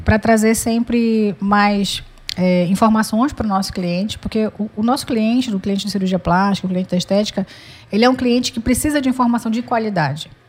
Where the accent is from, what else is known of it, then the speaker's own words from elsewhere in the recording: Pará, Brazil; also born or lived in Minas Gerais / Fortaleza; Eu, apesar de eu ter nascido em Minas, mas eu, eu, me criei no Pará desde pequena